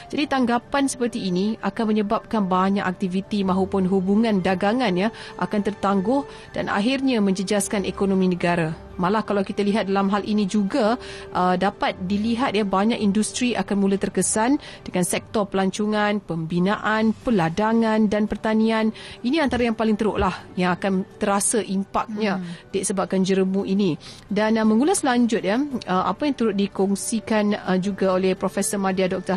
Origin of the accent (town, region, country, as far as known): Malaysia